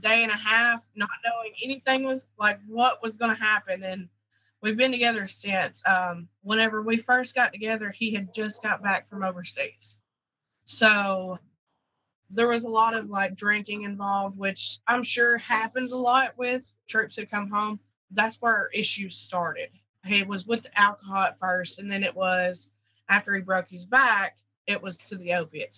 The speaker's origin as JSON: {"language": "English", "town": "Hazard", "region": "Kentucky", "country": "United States", "tie": "born or raised there", "also_born_or_lived": "Georgia", "moved": "yes", "said": "I was born in Hazard, Kentucky. Um, I grew up in a what they call a holler."}